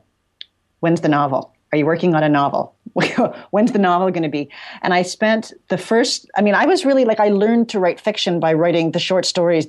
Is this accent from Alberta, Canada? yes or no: no; Toronto, Ontario, Canada; I grew up sort of in Midtown Toronto